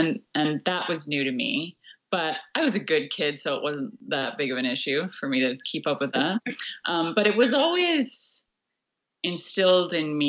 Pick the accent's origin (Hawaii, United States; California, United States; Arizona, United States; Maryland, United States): Hawaii, United States; also born or lived in White Rock, Canada; But I was born in White Rock, and we were there, I think, for a month. And then we moved to Hawaii because my grandparents managed a really tiny inn in West Maui.